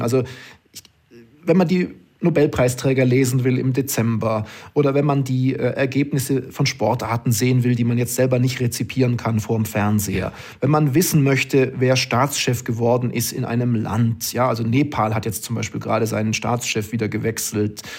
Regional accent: Oberstdorf, Bavaria, Germany; moved away as an adult; now in Duisburg, Germany; ich bin die ersten 20 Jahre meines Lebens äh, in Oberstdorf aufgewachsen

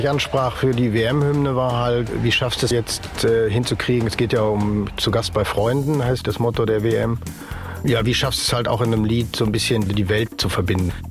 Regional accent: Germany; Ich bin selber Deutscher

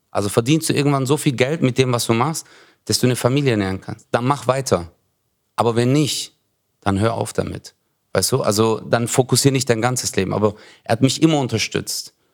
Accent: Turkey; Aber ja, für uns war es halt äh, so als Türke immer, deswegen machen wir das auch auf der Bühne, weißt du?

